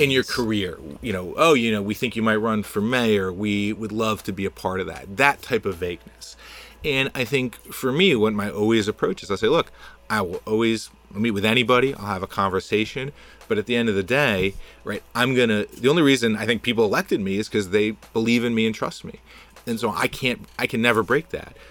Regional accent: New Jersey suburbs, United States; also born or lived in Boston; now in Jersey City, United States; I grew up in the Jersey burbs

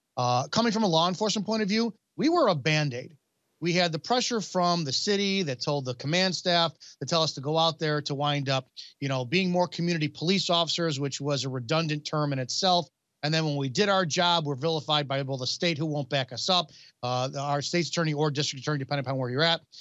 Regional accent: Chicago, Illinois, United States; I'm from the Chicago area

